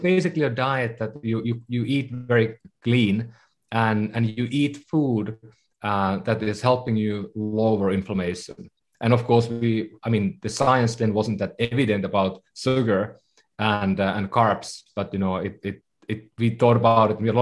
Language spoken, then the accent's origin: English; Finland; moved away as an adult; also born or lived in Bay Area, United States; now in San Francisco Bay Area, United States; I come from Finland originally, so been living in the Bay Area for about 15 years